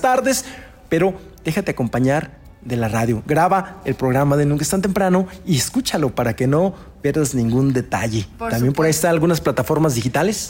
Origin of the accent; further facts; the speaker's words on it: Río Verde, San Luis Potosí, Mexico; yo soy de Río Verde, hay muchos, muchos paisanos que están en Estados Unidos